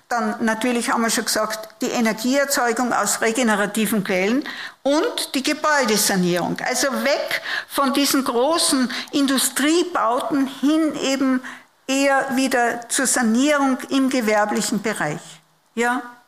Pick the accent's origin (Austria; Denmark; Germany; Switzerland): Austria; Upper Austria; moved away; Ich komme auch aus der Provinz, aus der Oberösterreichischen, habe aber einen steirischen Großvater